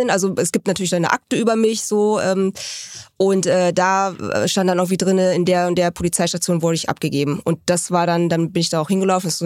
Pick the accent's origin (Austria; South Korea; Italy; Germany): South Korea; Seoul; born there; Äh, ich komme aus Südkorea, Seoul.